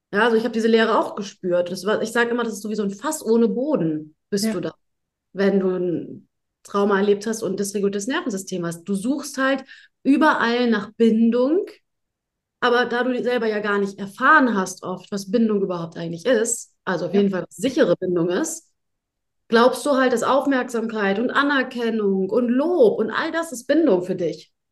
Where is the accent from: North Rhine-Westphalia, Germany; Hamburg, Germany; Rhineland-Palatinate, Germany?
Hamburg, Germany; komme ich aus Hamburg. Na, ne? ich bin Hamburger Dirn